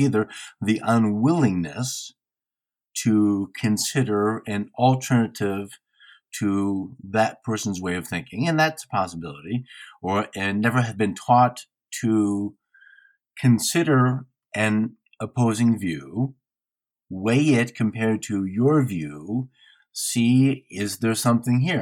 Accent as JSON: {"language": "English", "region": "Midwest", "country": "United States", "said": "I am from the Midwest"}